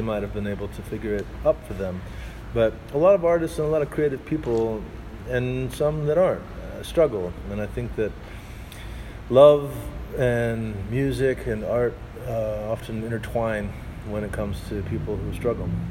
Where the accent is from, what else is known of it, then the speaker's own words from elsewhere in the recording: Arkansas, United States; I'm from Arkansas